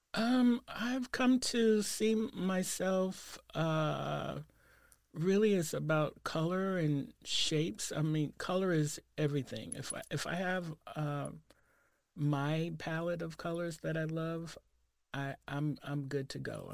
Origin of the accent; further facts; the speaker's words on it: New York, United States; moved away as an adult; now in Portland, United States; I grew up in the Saint Nicholas Projects